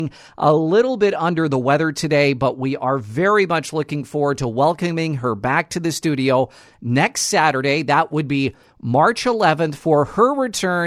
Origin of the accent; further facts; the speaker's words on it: Nipawin, Manitoba, Canada; moved away; I'm originally from Nipawa, and we had a very large Polish and Ukrainian community in the Nipawa area, which is just south of Dauphin, barely an hour